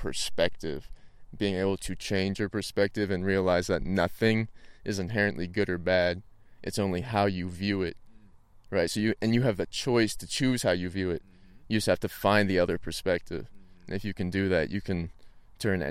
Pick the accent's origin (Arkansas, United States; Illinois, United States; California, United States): Arkansas, United States; the Ozarks; I'm from the Ozarks, Arkansas.